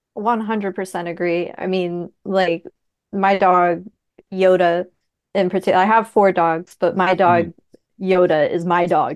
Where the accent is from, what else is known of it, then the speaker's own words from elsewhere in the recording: New Jersey, United States; now in Vermont, United States; I'm a Jersey girl originally